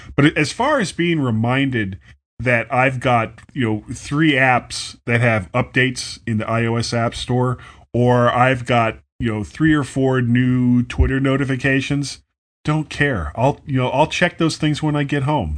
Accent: United States; I'm an American

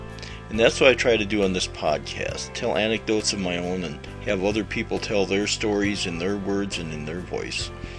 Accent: South Dakota, United States; from Bard on the Plains podcast. Growing up on the plains of South Dakota, I used to listen to my dad tell stories about his life.

